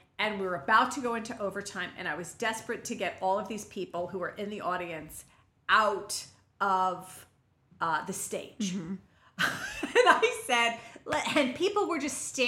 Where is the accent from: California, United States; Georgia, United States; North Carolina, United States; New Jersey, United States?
New Jersey, United States; I'm from Jersey